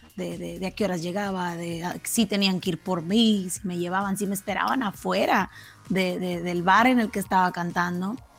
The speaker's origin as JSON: {"language": "Spanish", "town": "Matamoros", "region": "Tamaulipas", "country": "Mexico", "tie": "born or raised there", "also_born_or_lived": "Brownsville, Texas", "first_language": "Spanish", "said": "nací en la ciudad de Brownsville, Texas, pero toda mi vida radiqué en Matamoros, Malipas Mis papás son de Matamoros"}